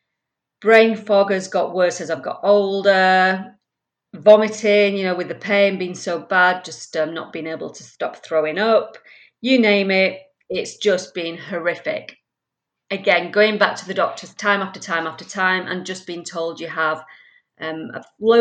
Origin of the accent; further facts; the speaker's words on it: Leeds, Yorkshire and the Humber, United Kingdom; also born or lived in France; now in Manchester, United Kingdom; I was born and bred in Leeds, but then I moved around so much, including living in many places around France